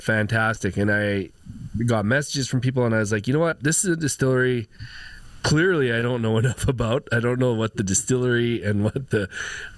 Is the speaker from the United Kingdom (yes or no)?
no; Edmonton, Alberta, Canada; I'm from the north side.